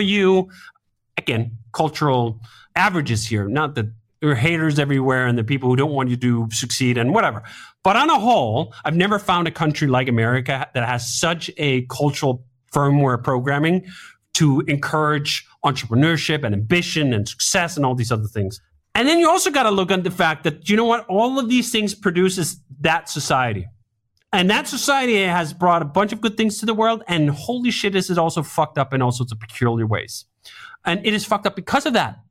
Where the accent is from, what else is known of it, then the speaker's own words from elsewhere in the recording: Denmark; moved away as an adult; now in United States; I'm originally from Denmark. I grew up in Denmark. I didn't move until I was twenty-five.